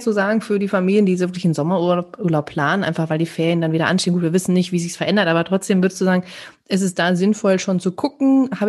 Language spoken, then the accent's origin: German; North Rhine-Westphalia, Germany; Also wir kommen ja aus dem Sauerland und da ist